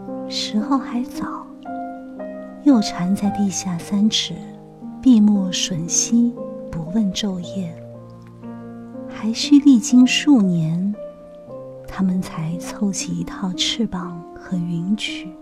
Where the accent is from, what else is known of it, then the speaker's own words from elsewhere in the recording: Hangzhou, Zhejiang, China; moved away; 我出生在西子湖畔，杭州是我的家乡。小的时候，我总是特别想离开家乡，去寻找我的诗与远方。可是二十多年过去了，现在却越来越怀念我的家乡。